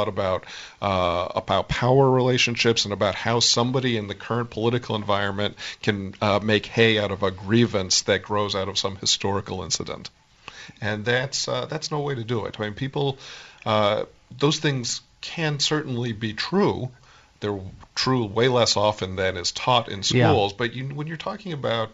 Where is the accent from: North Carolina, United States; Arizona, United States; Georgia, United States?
Arizona, United States; Phoenix; I grew up in Phoenix, Arizona